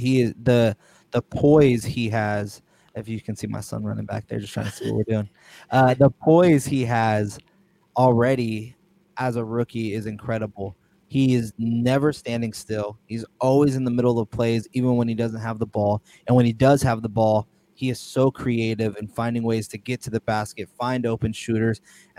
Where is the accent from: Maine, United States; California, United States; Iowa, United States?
California, United States; Sacramento; I'm from Sacramento. I've been here.